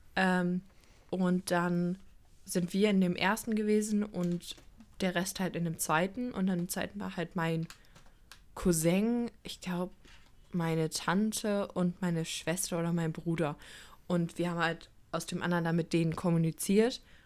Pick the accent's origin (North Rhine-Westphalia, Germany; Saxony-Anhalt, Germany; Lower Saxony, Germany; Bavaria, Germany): North Rhine-Westphalia, Germany; Cologne; wir als Kölner